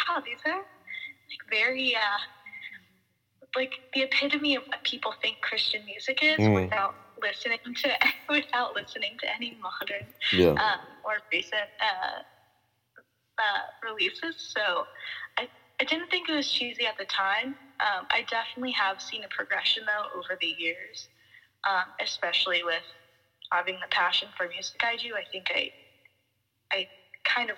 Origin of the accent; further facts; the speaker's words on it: Florida, United States; moved away as an adult; now in Alaska, United States; I grew up in Florida, so cold weather was not really something I had experience